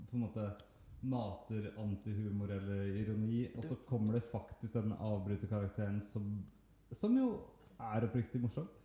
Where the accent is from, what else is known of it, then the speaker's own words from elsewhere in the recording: Norway; Valstrandbad, der jeg kommer fra.